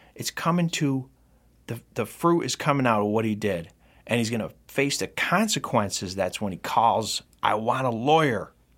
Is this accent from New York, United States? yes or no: yes; Rome, New York, United States; in my hometown of Rome, New York